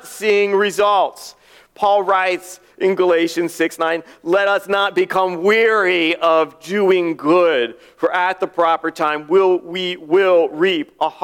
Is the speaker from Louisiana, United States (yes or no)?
no; near Aberdeen Proving Ground, Maryland, United States; moved away as an adult; near my hometown at Aberdeen Proving Ground.